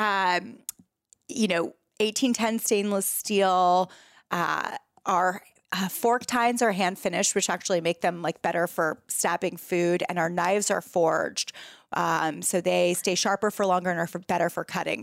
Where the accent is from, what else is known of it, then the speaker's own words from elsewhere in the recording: San Francisco, California, United States; moved away as an adult; also born or lived in New York City; now in San Francisco, United States; I moved from New York City back to my hometown of San Francisco